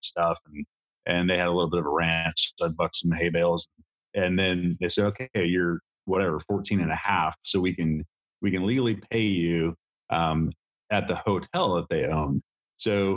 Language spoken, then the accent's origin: English; Montana, United States; I grew up in Montana